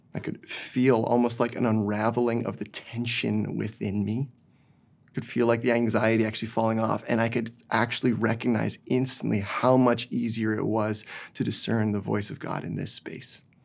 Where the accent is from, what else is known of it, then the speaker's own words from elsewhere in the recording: Didsbury, Alberta, Canada; moved away as an adult; now in Burnaby, Canada; I grew up in small town Alberta